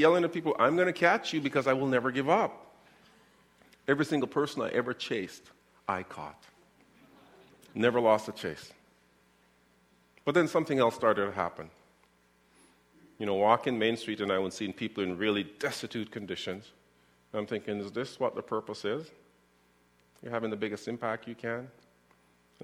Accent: Winnipeg, Manitoba, Canada; as a young boy growing up in the North End

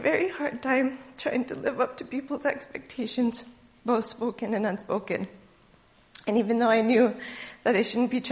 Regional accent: Thompson, Manitoba, Canada; As a child, I grew up in Thompson, Manitoba, going to church

